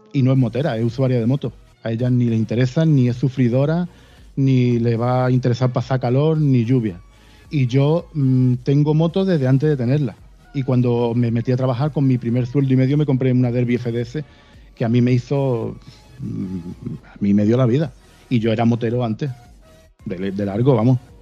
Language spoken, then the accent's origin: Spanish; Málaga, Andalusia, Spain; Yo nací en Málaga. Me he criado en Málaga eh, y aquí me quedo